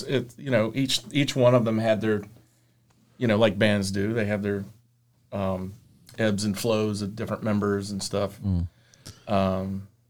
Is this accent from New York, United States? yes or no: no; Roanoke, Virginia, United States; Born here, yeah. I was born in Roanoke. Lived around here most of my life.